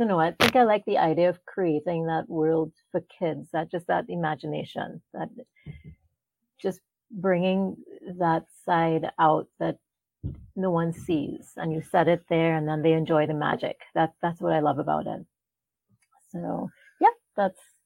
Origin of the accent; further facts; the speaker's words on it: Trinidad & Tobago; moved away as an adult; now in United States; I was born in Trinidad, which is where my great-grandparents, you know, so they moved into the West Indies, Trinidad being one of them. And so that's where I was born and that's where I'm from